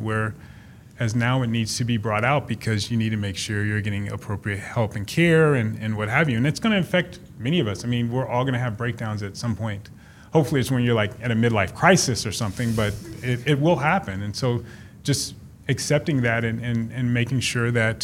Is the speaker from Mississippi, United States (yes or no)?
yes; Mississippi, United States; I'm from Mississippi